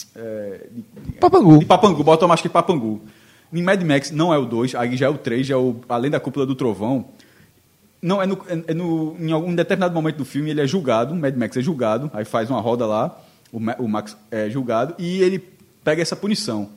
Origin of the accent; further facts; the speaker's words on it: Amapá, Brazil; eu sou do Mapá, mas meus pais são nordestinos